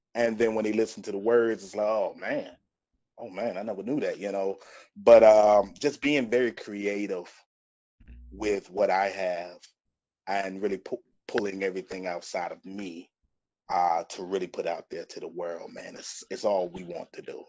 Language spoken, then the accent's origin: English; Greenville, North Carolina, United States; moved away as an adult; also born or lived in Georgia; I'm from Greenville, North Carolina, home of East Carolina University